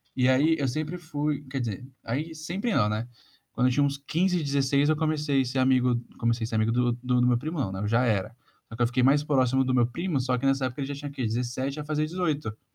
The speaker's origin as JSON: {"language": "Portuguese", "region": "São Paulo", "country": "Brazil", "said": "isso pra gente em São Paulo é meio comum"}